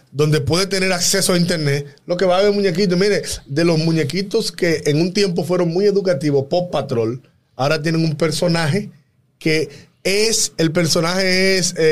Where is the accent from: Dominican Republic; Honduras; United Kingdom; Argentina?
Dominican Republic; Aquí en República Dominicana